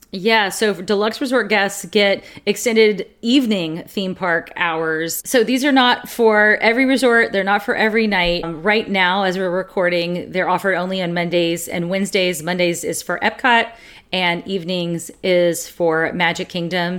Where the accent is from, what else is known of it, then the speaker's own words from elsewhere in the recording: the South, United States; We're from the South